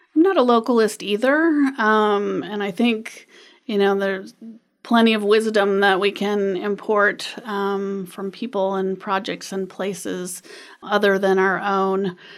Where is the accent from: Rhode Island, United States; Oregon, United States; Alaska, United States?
Alaska, United States; Anchorage; I grew up in Anchorage